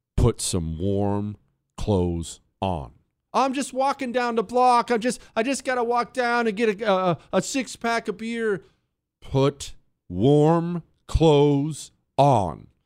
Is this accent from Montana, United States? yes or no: yes; Montana, United States; moved away; I grew up in Montana.